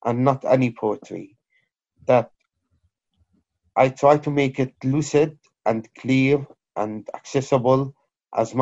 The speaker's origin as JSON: {"language": "English", "town": "Aleppo", "region": "Aleppo Governorate", "country": "Syria", "tie": "born or raised there", "also_born_or_lived": "Kobani", "moved": "as an adult", "lives_now": "United Kingdom", "said": "I'm originally Syrian Kurd from the or originated from the town of Kobani, but born and raised in Aleppo. British Syrian poet who came here in 2003"}